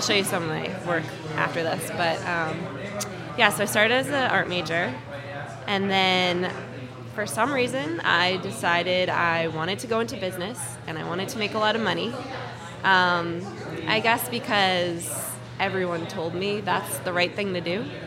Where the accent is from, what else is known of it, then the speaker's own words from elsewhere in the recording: Marblehead, Massachusetts, United States; I grew up in Marblehead